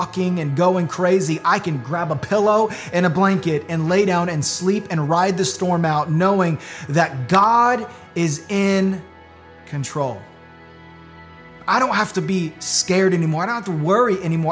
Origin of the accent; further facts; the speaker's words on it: Florida, United States; Growing up in Florida